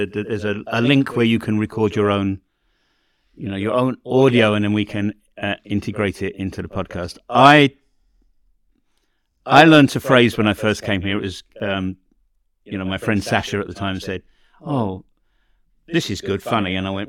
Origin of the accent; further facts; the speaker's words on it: England, United Kingdom; now in Canada; When I grew up in England, right?